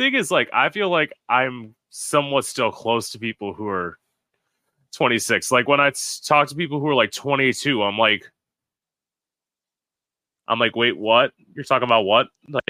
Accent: United States; I'm American.

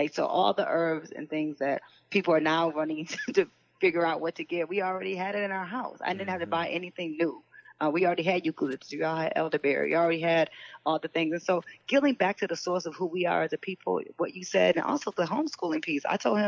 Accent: Detroit, Michigan, United States; when I grew up in Detroit, the one thing my mother gave me was books.

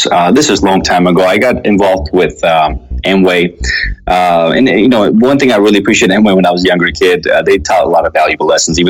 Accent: Russia; also born or lived in Armenia; When I was born in Armenia, and when I turned 7, my family moved to Russia. So I had to learn a language and a culture and fit in from scratch.

